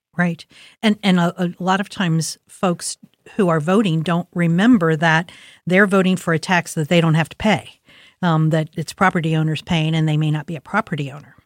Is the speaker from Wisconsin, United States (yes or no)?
no; Columbus, Ohio, United States; I grew up in Linden. My parents grew up in Milo